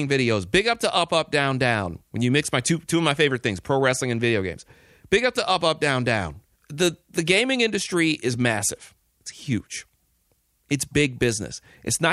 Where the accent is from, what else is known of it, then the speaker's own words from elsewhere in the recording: Detroit, Michigan, United States; moved away; I'm actually recording this show from Detroit. Came back home for the birthday weekend